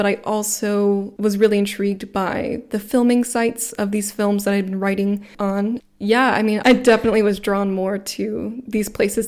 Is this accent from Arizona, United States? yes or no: no; Atlanta, Georgia, United States; moved away as an adult; now in Freiburg, Germany; I'm from the Atlanta metro area.